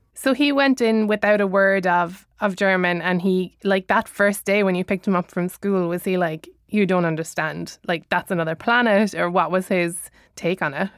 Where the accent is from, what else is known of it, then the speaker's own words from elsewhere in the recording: Ireland; I'm an Irish citizen